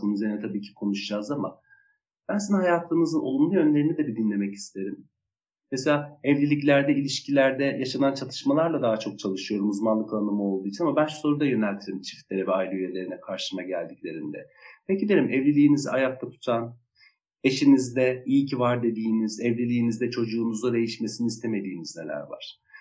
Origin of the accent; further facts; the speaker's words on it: Kilis Province, Turkey; moved away; Ben de Kilisliyim, ben de Anadolu'nun e, küçücük bir vilayetinde doğmuş, e, belli bir yaşa kadar orada büyümüş birisiyim